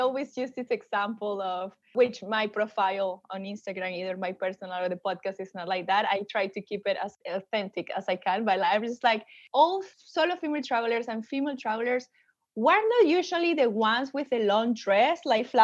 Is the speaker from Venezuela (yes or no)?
yes; Venezuela; English is a second language; moved away; I'm pretty sure you already heard my accent. I am originally from Venezuela